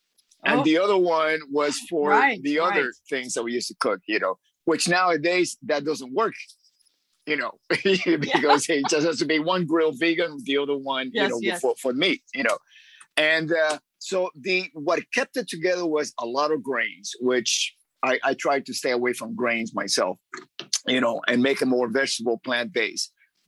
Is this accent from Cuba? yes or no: yes; Cuba; also born or lived in Miami; now in Los Angeles, United States; I'm originally from Cuba.